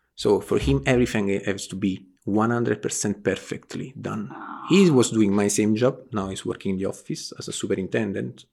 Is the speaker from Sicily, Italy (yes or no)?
no; Naples, Campania, Italy; English is a second language; I'm from Naples, Italy, south of Italy.